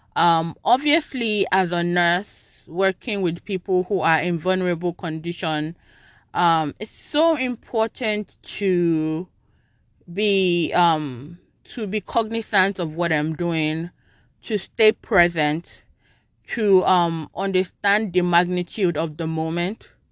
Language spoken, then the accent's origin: English; Nigeria; moved away; I grew up in Nigeria